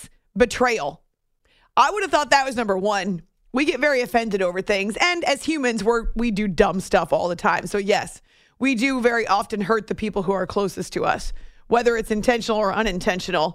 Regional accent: New England, United States; also born or lived in Syracuse; now in New York City area, United States; I grew up in New England

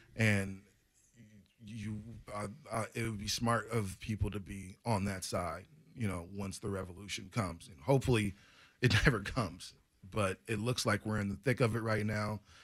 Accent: United States; being an American

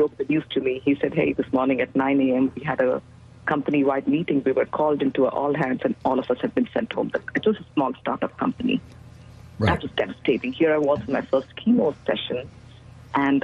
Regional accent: India; moved away as an adult; now in Dallas, United States; I am originally from India, and I came to the U.S. as an immigrant, as a student, to pursue higher education

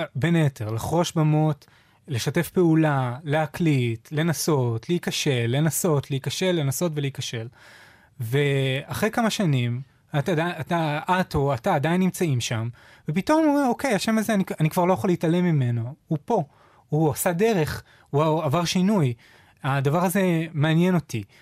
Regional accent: Israel

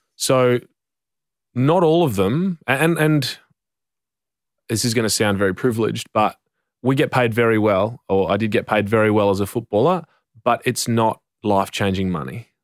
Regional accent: Western Australia, Australia; I'm from Western Australia

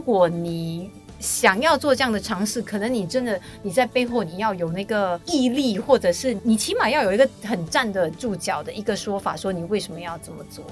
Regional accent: Singapore; 我们新加坡人

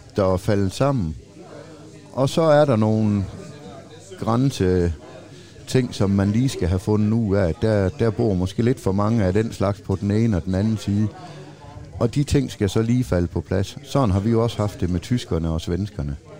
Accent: Denmark

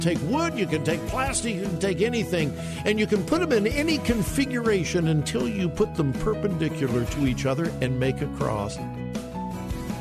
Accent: California, United States; now in Ohio, United States; my home state of California

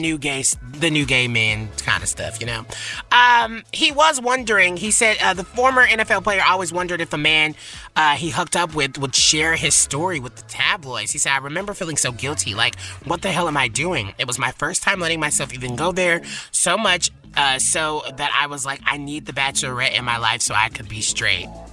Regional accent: the South, United States; now in Los Angeles, United States; I'm from the South

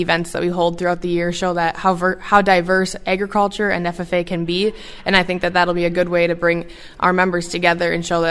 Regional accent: Mondovi, Wisconsin, United States; Yeah, I grew up in Mondovi, Wisconsin. … I grew up on my family's beef farm

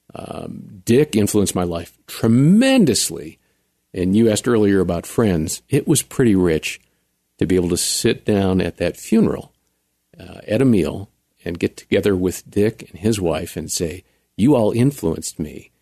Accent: central Wisconsin, United States; moved away as an adult; also born or lived in Chicago / Texas; when I was about three, we moved from Chicago up to central Wisconsin

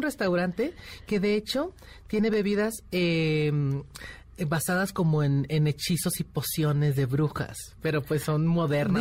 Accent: Tlaquepaque, Jalisco, Mexico; now in Mexico City, Mexico; yo que soy de Tlaquepaque, un pueblo de Guadalajara

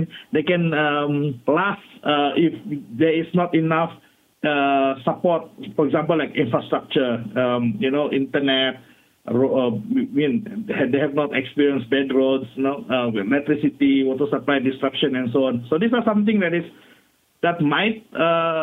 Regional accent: Sabah, Malaysia; I'm from Sabah

